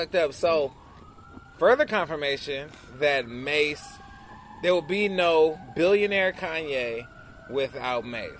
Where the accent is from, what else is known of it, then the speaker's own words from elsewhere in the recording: Los Angeles, California, United States; And then you was like, shit, my homies is yelling that shit. I'm from West LA.